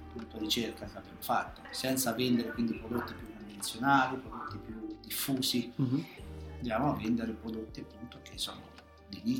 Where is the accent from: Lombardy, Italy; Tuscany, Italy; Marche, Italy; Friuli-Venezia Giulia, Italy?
Marche, Italy; Pergola; accent: Pergola; io sono di Pergola, ecco, originario. Sì. Ancora un accento fortemente pergoloide, così lo